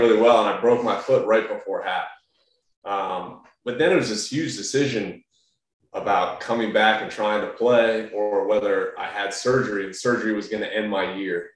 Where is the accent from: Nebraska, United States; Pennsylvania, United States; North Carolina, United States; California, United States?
North Carolina, United States; Raleigh; also born or lived in New York; we grew up in North Carolina and Raleigh for most of our life after moving from New York